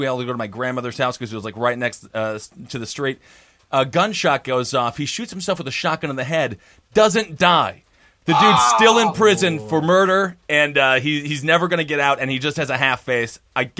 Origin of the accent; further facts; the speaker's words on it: Stevens Point, Wisconsin, United States; my hometown of Stevens Point